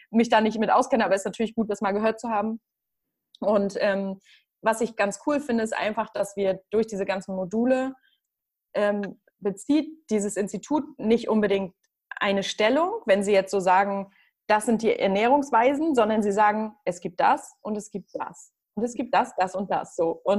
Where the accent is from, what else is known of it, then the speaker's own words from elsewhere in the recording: Northern Germany, Germany; Also sagt man bei uns im Norden, sagt man das auch woanders?